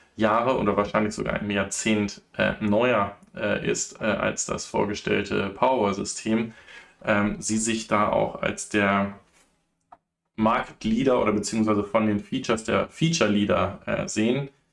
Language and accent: German; Germany; bei uns in Deutschland